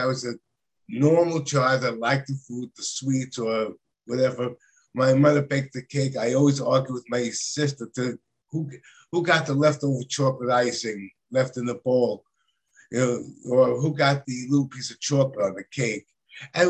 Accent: New York City, New York, United States; I am actually from New York City

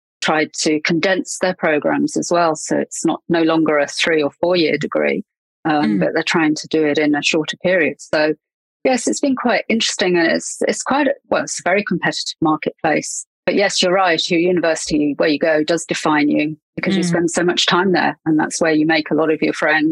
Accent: England, United Kingdom; accent: English; moved away as an adult; now in New Zealand; you can probably tell from my accent that I'm English. And I moved to New Zealand about 8 years ago.

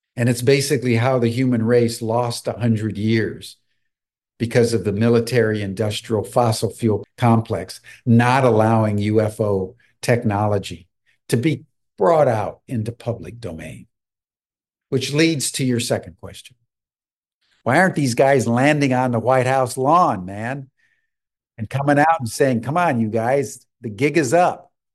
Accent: United States; as an American

